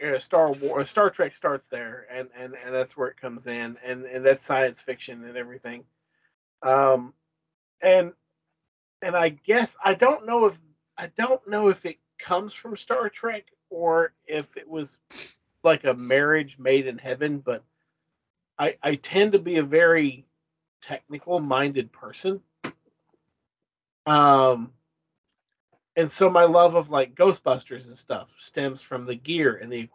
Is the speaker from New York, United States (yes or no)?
no; Lebanon, Kentucky, United States; I grew up in Marion County, Kentucky, Lebanon, Kentucky